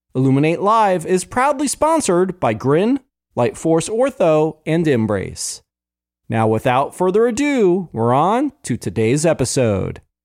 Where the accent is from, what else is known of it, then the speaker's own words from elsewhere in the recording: New Jersey, United States; half of my friends were Jewish growing up in New Jersey.